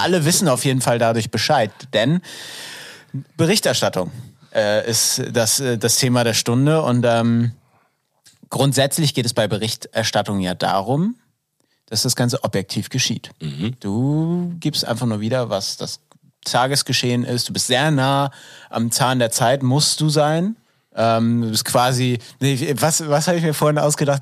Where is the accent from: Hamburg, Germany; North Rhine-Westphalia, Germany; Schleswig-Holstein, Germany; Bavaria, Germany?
Schleswig-Holstein, Germany; Glücksburg; Glücksburg, so. ähm, meine Heimat